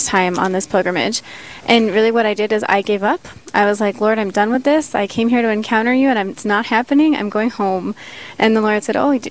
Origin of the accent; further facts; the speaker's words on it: Las Vegas, Nevada, United States; now in Sioux Falls, United States; I'm from Las Vegas, Nevada. And so my family, my niece, everybody is in Las Vegas